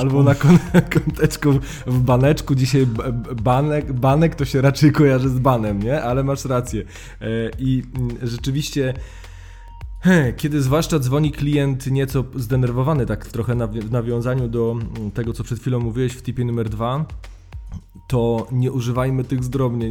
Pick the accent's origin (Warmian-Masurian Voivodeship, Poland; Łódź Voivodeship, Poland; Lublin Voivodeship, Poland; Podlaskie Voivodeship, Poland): Warmian-Masurian Voivodeship, Poland; moved away as an adult; now in Warsaw, Poland; ja pochodzę z Mazur e, i u mnie jo było i jest.